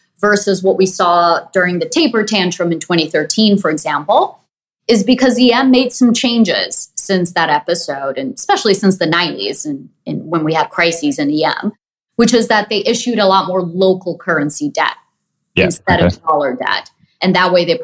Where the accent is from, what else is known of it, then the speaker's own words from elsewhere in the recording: Brazil; moved away; I grew up in Brazil